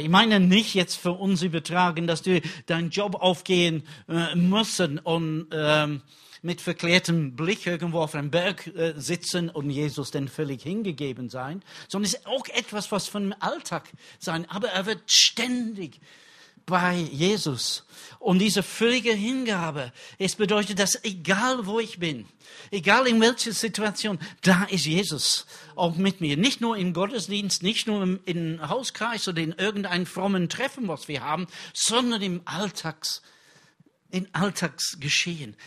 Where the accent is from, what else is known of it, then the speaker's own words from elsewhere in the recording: England, United Kingdom; German is a second language; now in Germany; für mich als Engländer